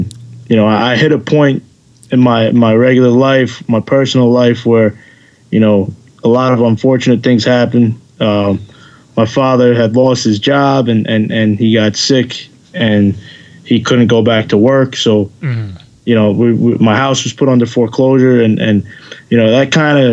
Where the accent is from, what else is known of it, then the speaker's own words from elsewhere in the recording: New York City, New York, United States; I was doing everything I possibly could in my little driveway in the backyard in Queens.